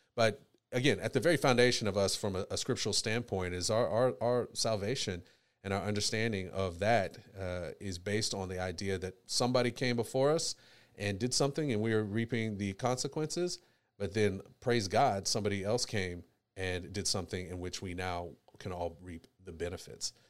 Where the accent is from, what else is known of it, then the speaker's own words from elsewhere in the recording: United States; I was born in America